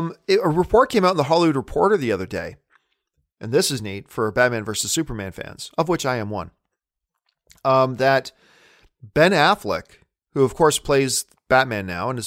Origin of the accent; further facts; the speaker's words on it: Hamilton, Ontario, Canada; now in Los Angeles, United States; You understand, I'm a Canadian kid coming from Hamilton, Ontario, Canada.